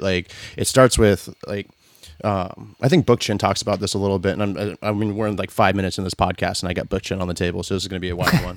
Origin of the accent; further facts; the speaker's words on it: the South, United States; I grew up in the South